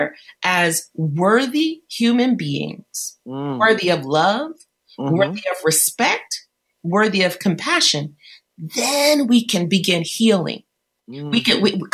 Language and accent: English; Detroit, Michigan, United States; I grew up in Detroit and I went to school in the 70s.